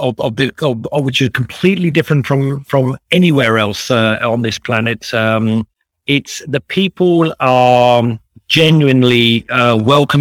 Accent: St Albans, East of England, United Kingdom; moved away as an adult; also born or lived in London; now in Zambia; So I'm British by birth. I grew up in a very quaint town called St Albans, which is 20 miles north of London

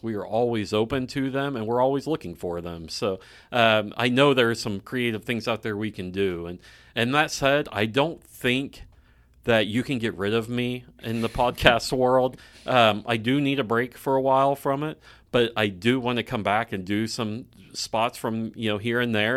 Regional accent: Claremore, Oklahoma, United States; I grew up in Claremore

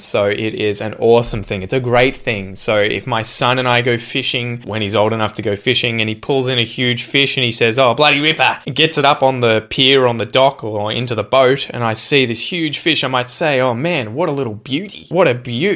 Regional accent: Australia

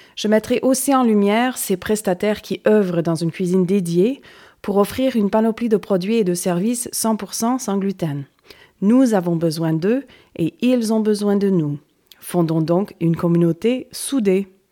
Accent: Canada; moved away as an adult; also born or lived in Cévennes, France; now in France; Je suis expatriée du Canada depuis bientôt 20 ans

